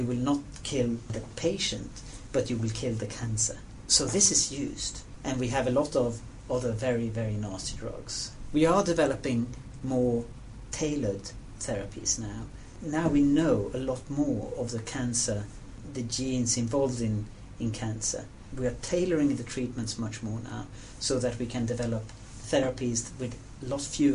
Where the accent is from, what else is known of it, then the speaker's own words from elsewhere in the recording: Sweden; I'm from Sweden